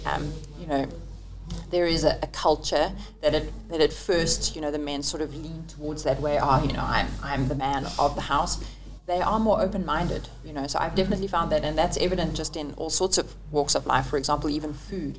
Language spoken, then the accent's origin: English; South Africa; moved away as an adult; also born or lived in Italy; I came from South Africa